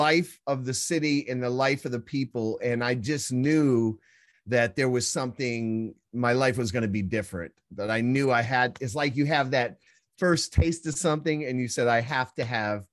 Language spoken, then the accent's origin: English; Midwest, United States; I was born and raised in the Midwest in a blue collar family